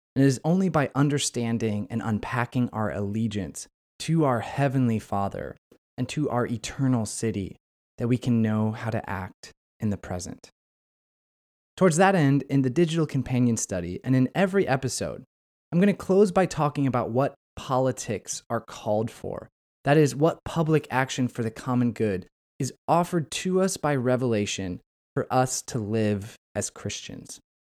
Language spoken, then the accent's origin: English; United States; I'm speaking as an American